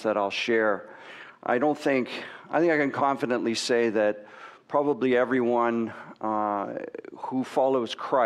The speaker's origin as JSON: {"language": "English", "town": "Waterloo", "region": "Ontario", "country": "Canada", "tie": "born or raised there", "said": "I grew up in Waterloo, and I had a pretty sort of normal life, lived in a rural environment."}